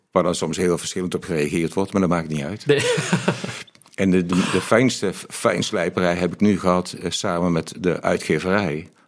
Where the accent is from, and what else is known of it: Mill, North Brabant, Netherlands; born or raised there